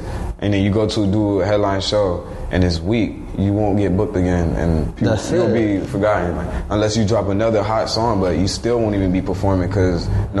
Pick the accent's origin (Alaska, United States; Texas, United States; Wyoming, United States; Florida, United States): Florida, United States; Miami; where I'm from Miami.